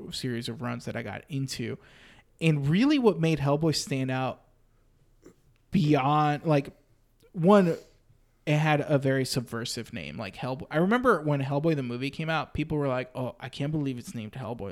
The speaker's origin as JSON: {"language": "English", "town": "Austin", "region": "Texas", "country": "United States", "tie": "born or raised there", "said": "I grew up in Austin"}